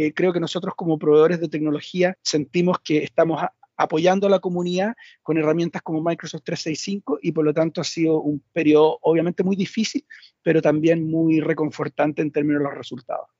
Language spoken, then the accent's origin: Spanish; Chile; efectivamente soy chileno, por si no se había notado en el, en el acento